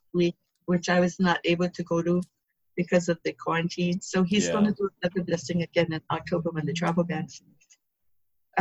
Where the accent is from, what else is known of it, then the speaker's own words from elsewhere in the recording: Lanai, Hawaii, United States; also born or lived in Hana, Hawaii; I grew up here in Lana'i